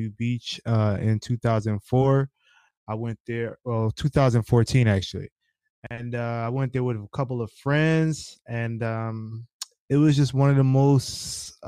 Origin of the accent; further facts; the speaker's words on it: Philadelphia, Pennsylvania, United States; I'm from Philly